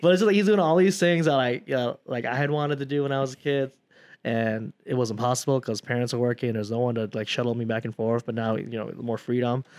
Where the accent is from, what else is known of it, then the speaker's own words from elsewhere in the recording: South Dakota, United States; moved away; also born or lived in Chicago; we grew up in South Dakota, isolated